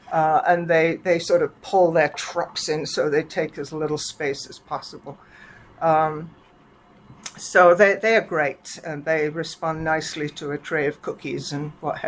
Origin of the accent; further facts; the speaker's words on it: England, United Kingdom; moved away as an adult; also born or lived in Canada; We came down from Canada. From England, 4 years in Canada, where my husband did a postdoc at McGill.